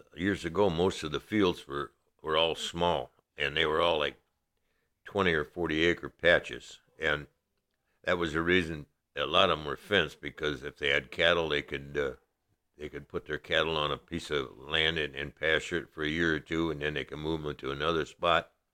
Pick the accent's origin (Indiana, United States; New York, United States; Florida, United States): Indiana, United States; La Porte; I was born and raised in LaPorte County